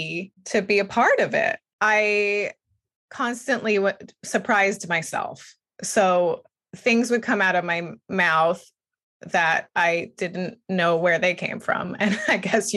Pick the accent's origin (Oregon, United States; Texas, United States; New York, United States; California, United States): California, United States; Bakersfield; moved away; I was born in Bakersfield too